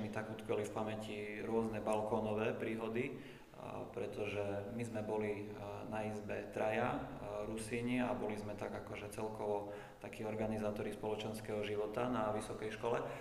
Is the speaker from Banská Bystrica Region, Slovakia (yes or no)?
no; Kurimka, Prešov Region, Slovakia; moved away as an adult; also born or lived in Svidník, Slovakia / Košice, Slovakia; pochádzam z malej dediny, ktorá sa nazýva Kurimka, to určite možno ani nikto nepočul doteraz. Je to v okrese Svitník, severovýchod Slovenska